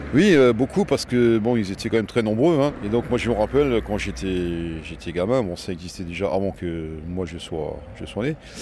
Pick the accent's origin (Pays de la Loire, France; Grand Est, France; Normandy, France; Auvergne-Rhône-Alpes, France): Grand Est, France; Strasbourg; je suis né à la Robertsau et j'étais commerçant horloger bijoutier à la Robertsau depuis plus de 40 ans